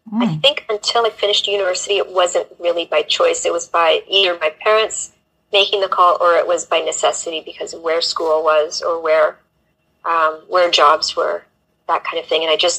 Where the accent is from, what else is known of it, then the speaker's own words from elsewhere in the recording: Canada; now in England, United Kingdom; I'm a Canadian living in England and Europe on an adventure. And that doesn't really tell you much, but I grew up in kind of small town and moved a lot.